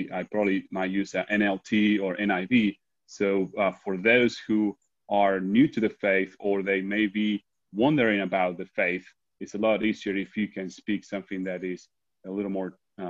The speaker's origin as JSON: {"language": "English", "country": "Argentina", "second_language": "English", "moved": "yes", "said": "And as you can tell, I have an accent, and I'm from Argentina, so for me, what is very useful, I study my theology and my Bible in English, but I also go ahead and also read it in Spanish."}